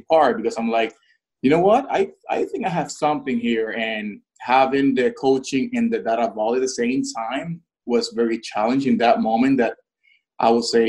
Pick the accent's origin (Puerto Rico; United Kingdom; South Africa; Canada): Puerto Rico; moved away; I'm Puerto Rican, born and raised in Puerto Rico